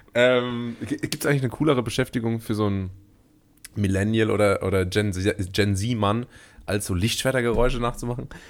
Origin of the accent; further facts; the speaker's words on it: Rhineland-Palatinate, Germany; also born or lived in Karlsruhe; meine Identität als Pfälzer